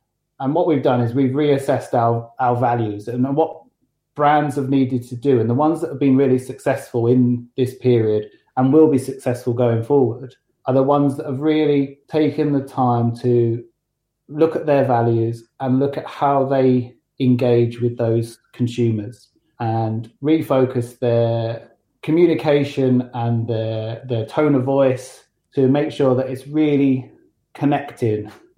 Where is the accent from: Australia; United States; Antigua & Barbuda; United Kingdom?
United Kingdom; London; moved away as an adult; now in Matlock, United Kingdom; So, as you can tell, I'm not from Derbyshire. I don't have a Derbyshire accent. I sort of emigrated from London a good sort of 5 years ago.